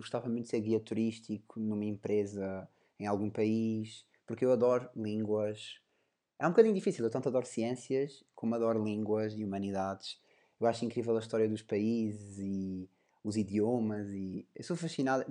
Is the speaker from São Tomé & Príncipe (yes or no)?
no; Portugal; sou português